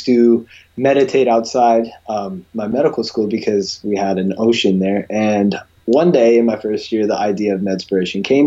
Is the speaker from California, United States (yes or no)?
yes; California, United States; I grew up in California